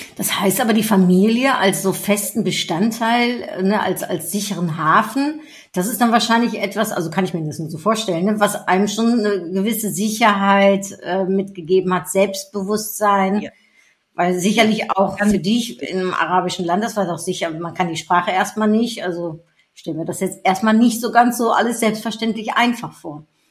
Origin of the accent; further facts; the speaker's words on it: Netherlands; moved away; Geboren, wie ich, in den Niederlanden